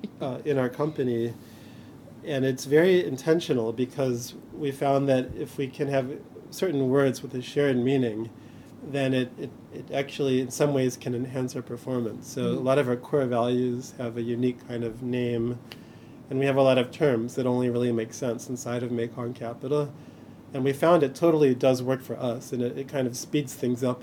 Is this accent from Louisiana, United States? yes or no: no; Chicago, Illinois, United States; I grew up in Chicago in the 80s